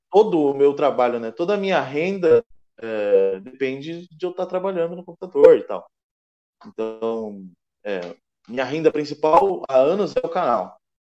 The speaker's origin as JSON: {"language": "Portuguese", "town": "Curitiba", "region": "Paraná", "country": "Brazil", "said": "eu sou de Curitiba"}